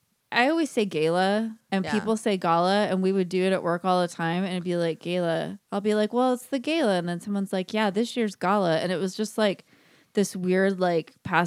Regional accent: California, United States; I'm from California.

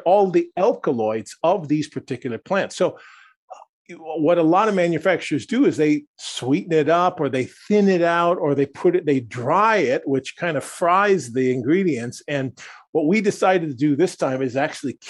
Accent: Wisconsin, United States; I come from Wisconsin, just north of you

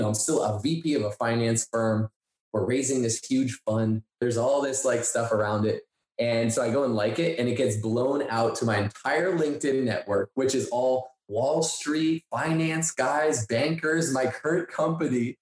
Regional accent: Boston, Massachusetts, United States; I grew up in the Northeast in a Boston area

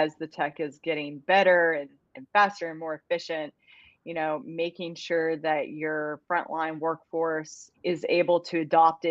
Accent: Bowling Green, Kentucky, United States; I'm from Bowling Green, Kentucky

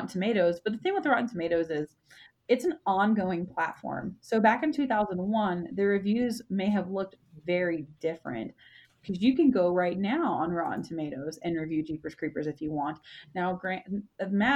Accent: the South, United States; moved away; also born or lived in Texas; I was raised in the South

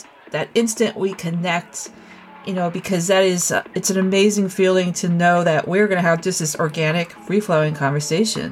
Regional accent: New Jersey, United States; I'm a Jersey girl too

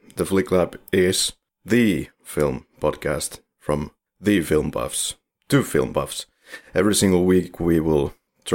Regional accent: Finland; We are from Finland

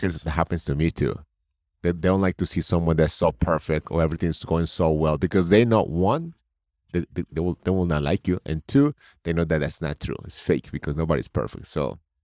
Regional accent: Colombia; also born or lived in New York State; now in New York, United States; I'm originally from Colombia. I live in New York State.

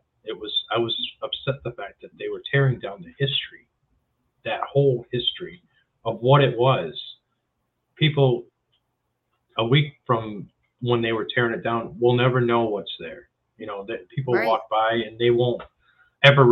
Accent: Wisconsin, United States; I spent most of the time in the north. You know, I was born in Wisconsin

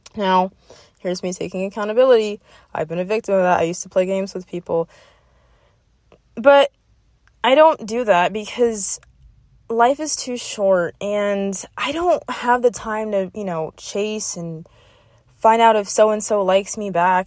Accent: South Florida, United States; I'm from South Florida, and that's what we grew up on

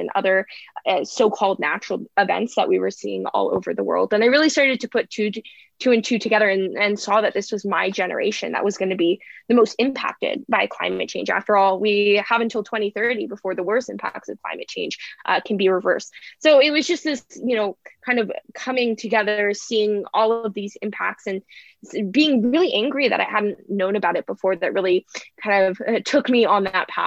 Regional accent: San Francisco Bay Area, Northern California, United States; Growing up in Northern California, wildfires have always been a pretty monumental part of living here.

